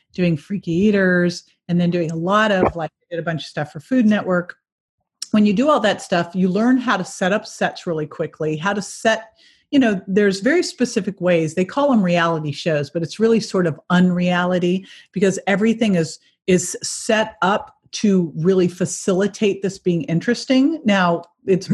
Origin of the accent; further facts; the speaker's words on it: California, United States; I'm I'm from California.